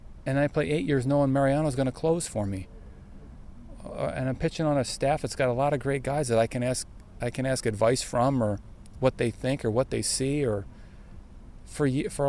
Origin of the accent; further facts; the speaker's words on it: Pennsylvania, United States; When I was growing up in Pennsylvania